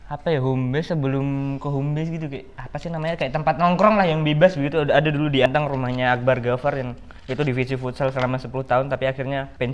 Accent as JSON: {"language": "Indonesian", "town": "Gunungkidul", "region": "Special Region of Yogyakarta", "country": "Indonesia", "tie": "born there", "also_born_or_lived": "Sleman", "said": "kau ngomong Jogja tapi dukung Sleman maksudmu apa ya kan gue lahir di Gunung Kidul ya"}